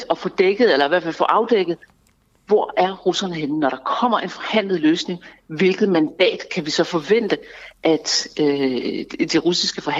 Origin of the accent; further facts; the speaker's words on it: Denmark; Det er min politiske holdning, og jeg er dansker, og jeg har